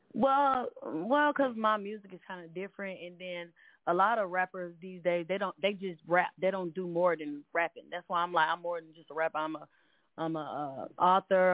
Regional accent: Nashville, Tennessee, United States; accent: country; I'm from Nashville, Tennessee, aka Countryville.

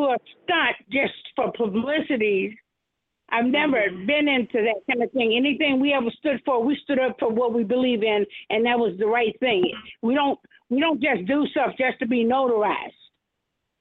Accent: United States; we're all here from America

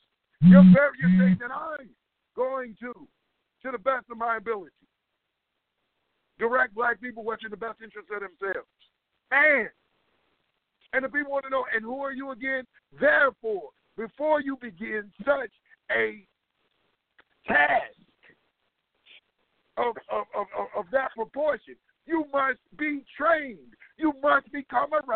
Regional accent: United States; I'm from America

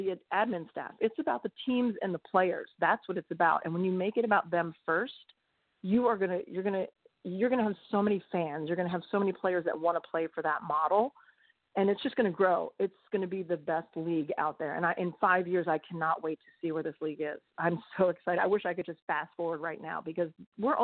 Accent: East Coast, United States; moved away; also born or lived in Pennsylvania / South Carolina; I'm from the East Coast

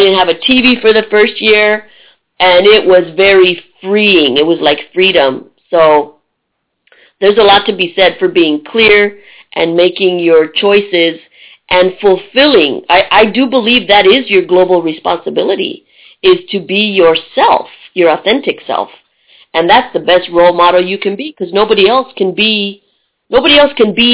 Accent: Texas, United States; moved away as an adult; also born or lived in Tennessee / Budapest, Hungary; I moved from Texas to Tennessee to Budapest. And being a Texan

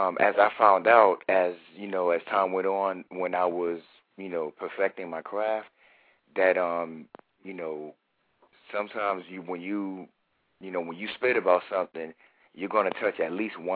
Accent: New York City, New York, United States; moved away as an adult; now in Columbus, United States; I'm from Harlem, New York City, born and raised.

